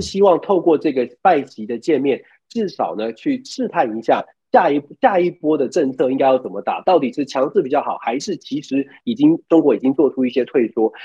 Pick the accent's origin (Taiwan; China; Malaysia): Taiwan; now in United States; 我们在华府，尤其是在作为台湾人在第一线